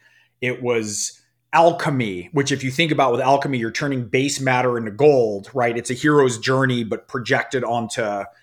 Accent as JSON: {"language": "English", "region": "California", "country": "United States", "tie": "born or raised there", "said": "I was raised in a very secular Jewish upbringing. I grew up in the San Francisco Bay Area."}